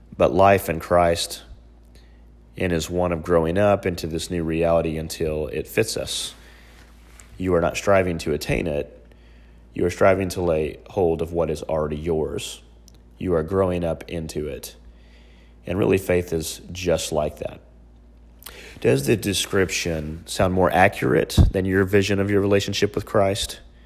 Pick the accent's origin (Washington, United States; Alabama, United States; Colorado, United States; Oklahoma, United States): Oklahoma, United States; Oklahoma City; my hometown is Oklahoma City, uh, right in the heart of Tornado Alley.